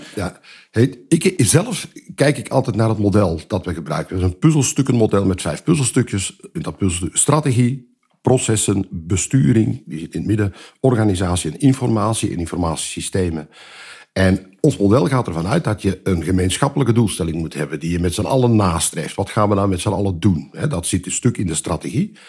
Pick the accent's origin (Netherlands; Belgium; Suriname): Belgium; ik ben Belg